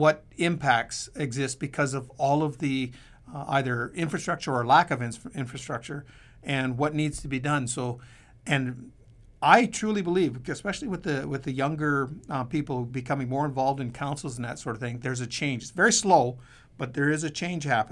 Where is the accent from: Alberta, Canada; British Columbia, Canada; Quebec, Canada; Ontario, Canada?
British Columbia, Canada; Chiacton First Nation; I'm from the Chiacton First Nation, and I was chief and council there for nearly 30 years